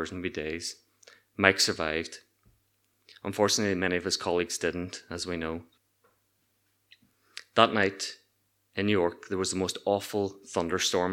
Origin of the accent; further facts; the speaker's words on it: Ireland; moved away as an adult; also born or lived in Newark; we were commonly known as the Irish kids